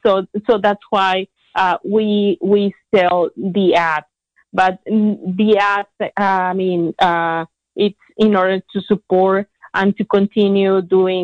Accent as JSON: {"language": "English", "town": "Tampico", "region": "Tamaulipas", "country": "Mexico", "tie": "born or raised there", "second_language": "English", "moved": "as an adult", "lives_now": "Ukiah, United States", "said": "I moved from my hometown, Tampico, Tamaulipas, to Ukiah"}